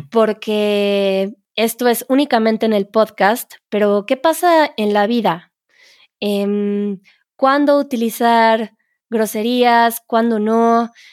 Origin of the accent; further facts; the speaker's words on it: Egypt; first language Arabic; Spanish is a second language; soy egipcia, tengo 21 años, mi lengua materna es el árabe y estudio eh, español en eh, mi universidad.